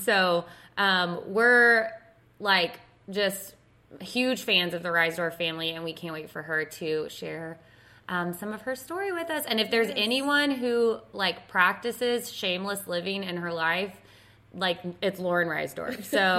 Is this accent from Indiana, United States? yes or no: no; Texas, United States; we're from Texas, where in Texas are you from, and anyways, long story short, we realized we're both from around the same area and went to the same church.